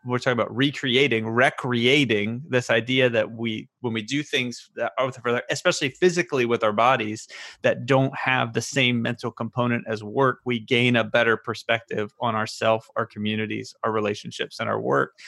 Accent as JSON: {"language": "English", "region": "the South", "country": "United States", "tie": "born or raised there", "said": "all of us growing up in the South"}